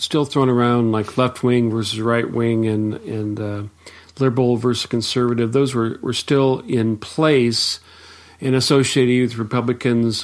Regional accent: United States

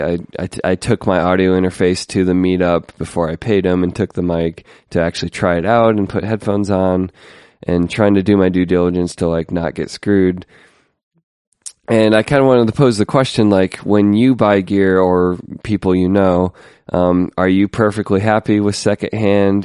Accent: United States; as an American

